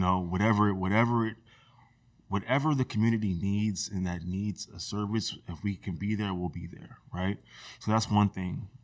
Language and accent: English; Rosemont, California, United States; I grew up in Rosemont